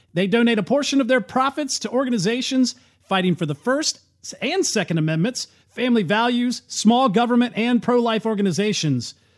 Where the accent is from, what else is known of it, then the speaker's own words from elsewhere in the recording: United States; as an American